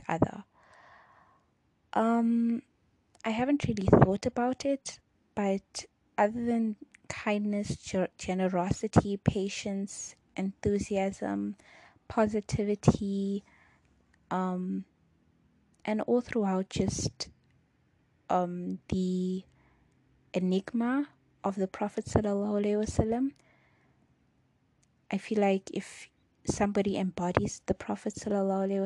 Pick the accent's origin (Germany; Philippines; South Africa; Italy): South Africa; Durban, KwaZulu-Natal; first language Chichewa; English is a second language; I was born in Durban, South Africa. I've lived in South Africa my entire life, but my parents were born in Malawi. So growing up in South Africa